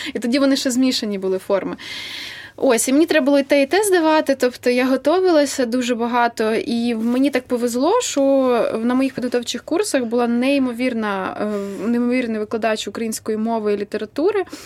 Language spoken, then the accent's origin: Ukrainian; Vinnytsia, Vinnytsia Oblast, Ukraine; я з Вінниці